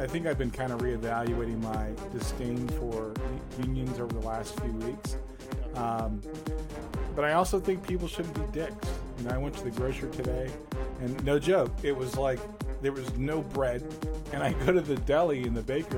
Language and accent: English; New York City, New York, United States; moved away; also born or lived in the South; I'm from Harlem.